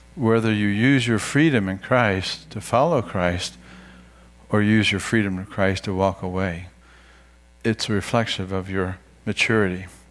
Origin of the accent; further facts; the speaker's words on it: United States; for you and for me as Americans